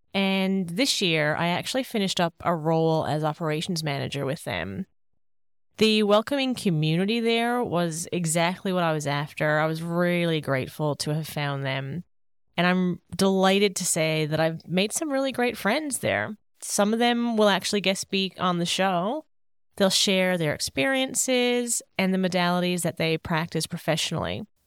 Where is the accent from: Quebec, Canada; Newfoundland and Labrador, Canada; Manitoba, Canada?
Newfoundland and Labrador, Canada; Paradise; moved away as an adult; now in Sydney, Australia; my beautiful hometown of Paradise, Newfoundland